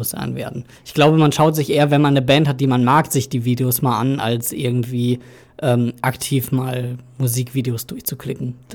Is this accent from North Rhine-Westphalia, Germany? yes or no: yes; North Rhine-Westphalia, Germany; David Odonko kommt aus Bünde, da komme ich ungefähr aus der Kante her.